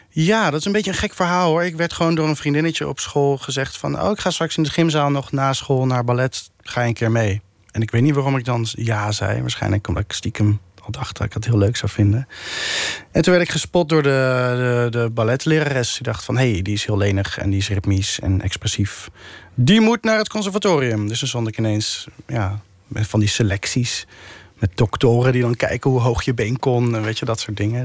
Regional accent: The Hague, South Holland, Netherlands; ik kom ook uit Den Haag, dus, eh, in mijn straat, eh, in Bohemen, de Lohengrinstraat

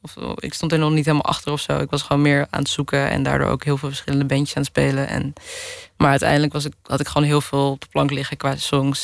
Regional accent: Netherlands; also born or lived in Hilversum; now in Amsterdam, Netherlands; ik ben opgegroeid in de Bijlmer en toen naar de Hilversumse Meent gegaan

